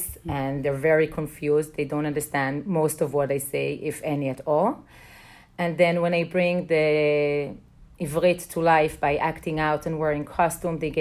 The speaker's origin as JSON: {"language": "English", "country": "Israel", "tie": "born or raised there", "moved": "as an adult", "lives_now": "New York, United States", "said": "I grew up in a moshav many, many years ago when I was younger"}